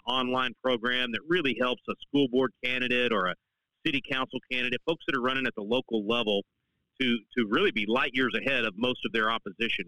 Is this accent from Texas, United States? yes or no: yes; Texas, United States; as a Texan